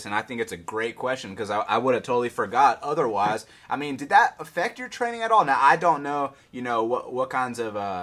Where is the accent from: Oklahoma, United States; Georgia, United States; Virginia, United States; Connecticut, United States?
Georgia, United States; Atlanta; it's in my hometown, ATL